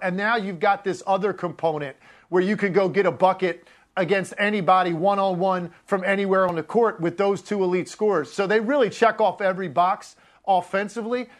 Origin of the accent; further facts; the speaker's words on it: Richmond, Virginia, United States; now in South Jersey, United States; I grew up down in Richmond